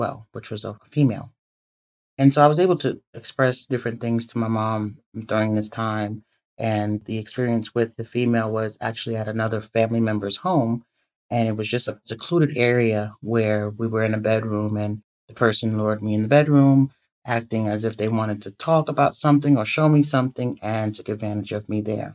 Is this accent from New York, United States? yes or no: yes; New York City, New York, United States; growing up in the Bronx in the 80s